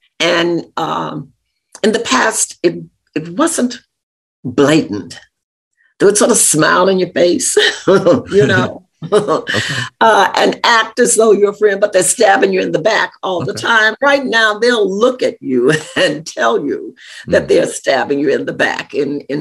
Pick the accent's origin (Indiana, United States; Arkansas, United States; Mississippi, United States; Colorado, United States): Arkansas, United States; I grew up in Arkansas, very close to Memphis, Tennessee